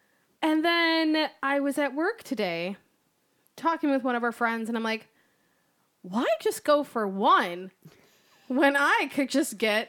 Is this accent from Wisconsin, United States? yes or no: yes; Milwaukee, Wisconsin, United States; I'm from Milwaukee